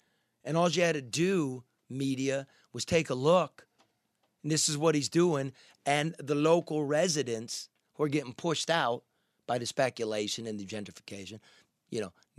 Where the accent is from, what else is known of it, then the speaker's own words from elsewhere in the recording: Livonia, Michigan, United States; also born or lived in Gary, Indiana; But I grew up in Livonia.